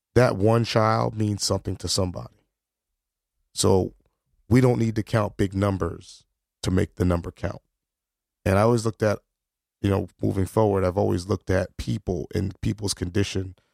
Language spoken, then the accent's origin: English; New Haven, Connecticut, United States; I'm black, I'm from New Haven.